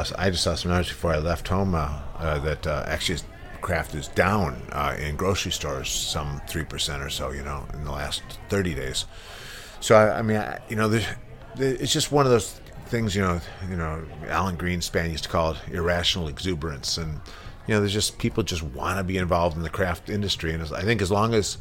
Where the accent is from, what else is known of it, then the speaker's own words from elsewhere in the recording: United States; when I was growing up in the United States in the 70s